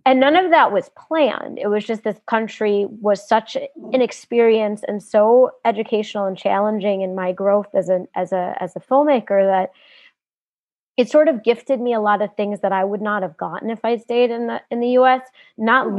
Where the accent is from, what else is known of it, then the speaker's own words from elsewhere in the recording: United States; moved away as an adult; now in South Africa; I grew up in the U.S.